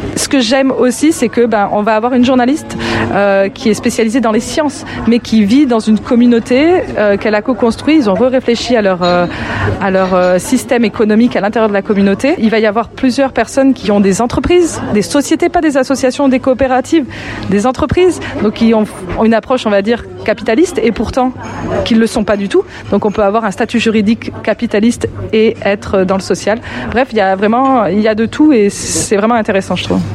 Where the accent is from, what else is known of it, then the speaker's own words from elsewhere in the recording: France; moved away as an adult; also born or lived in Lyon, France; now in Quebec, Canada; je suis française d'origine